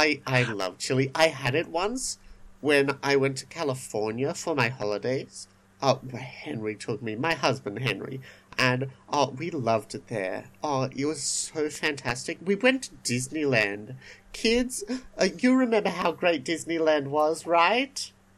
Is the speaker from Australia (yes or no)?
yes; Australia; We're Australian, not Texan.